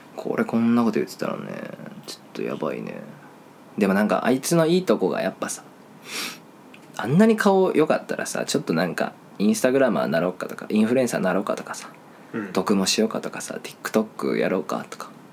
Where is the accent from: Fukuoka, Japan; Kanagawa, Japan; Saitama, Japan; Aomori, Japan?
Fukuoka, Japan; Kitakyushu; 俺北九州の人間